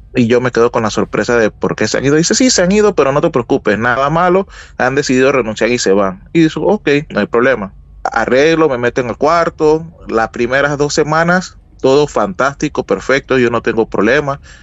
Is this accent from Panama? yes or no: yes; Panama; Soy de Panamá